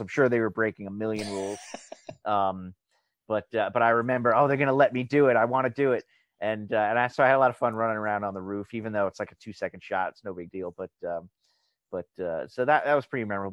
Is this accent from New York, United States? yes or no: yes; Long Island, New York, United States; I'm from Long Island